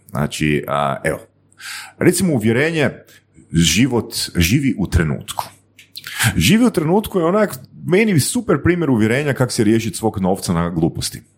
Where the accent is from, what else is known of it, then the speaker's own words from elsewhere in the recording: Varaždin, Varaždin County, Croatia; now in Zagreb, Croatia; Ja sam iz Varaždina rodom